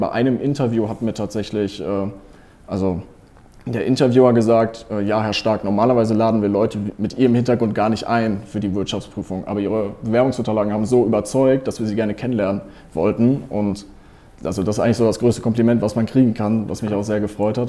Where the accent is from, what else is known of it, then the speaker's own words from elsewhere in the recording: Cologne, North Rhine-Westphalia, Germany; ich bin gerade in Köln, also ich wohne in Köln, ich komme aus Köln